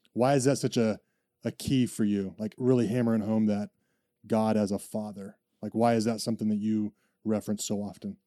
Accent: United States; I'm an American

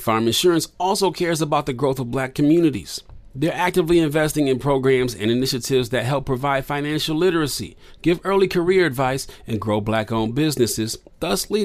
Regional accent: Midwest, United States; I grew up in the Midwest

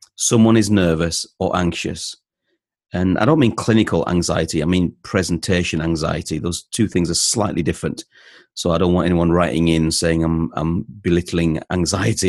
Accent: North East England, United Kingdom; now in Leeds, United Kingdom; I lived in the northeast of England. I moved to Leeds in, uh, in the late eighties with my dad and his job, and I've stayed here ever since. So I'm from Leeds in West Yorkshire

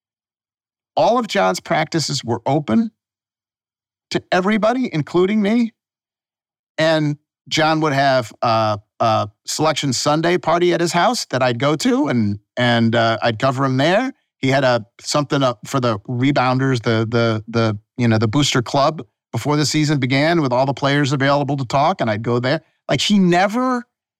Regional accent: Buffalo, New York, United States; now in Memphis, United States; I passed the New York bar because I'm from Buffalo

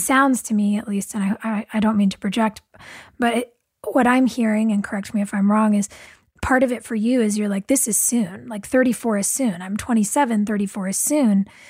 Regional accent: California, United States; lots of us were from here

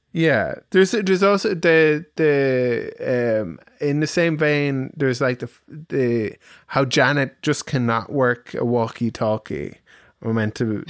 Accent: Ireland; we're Irish

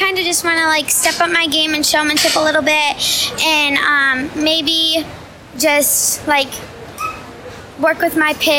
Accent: Iowa, United States; also born or lived in Michigan; Yeah, I'm from Ringgold County.

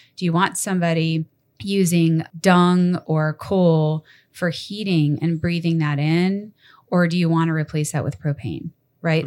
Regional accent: Massachusetts, United States; moved away; growing up in Massachusetts

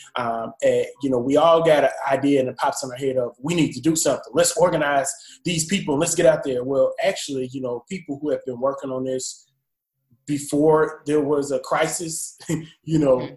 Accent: Champaign, Illinois, United States; also born or lived in Jackson, Mississippi; I'm originally from Champaign, Illinois

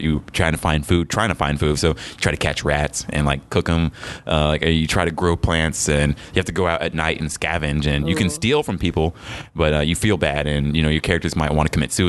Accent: United States; I'm American. I'm proud of my heritage for sure

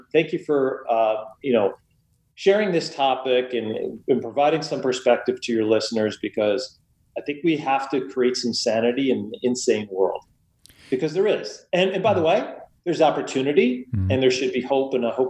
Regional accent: United States; I was born and raised right outside New York City. In fact, my bedroom overlooked Lower Manhattan, and I could see them build the World Trade Center.

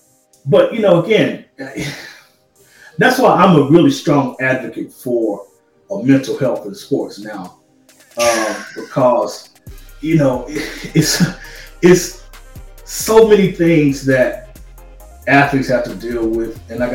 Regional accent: the South, United States; now in Los Angeles, United States; Because for me, you know, living in LA and growing up in the South, the South is different from, of course, the people out here.

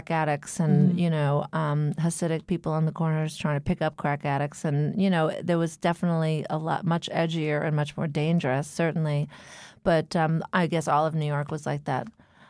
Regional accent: Montreal, Quebec, Canada; I don't want to just promote my hometown, but returning to Montreal, which is a smaller city, which is not quite as much on the map, which is a young person city. and that's really inexpensive to live

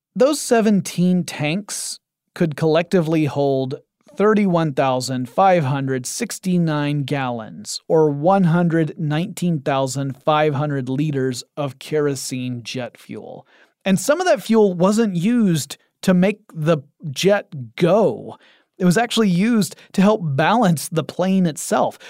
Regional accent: United States; I am an ignorant American type

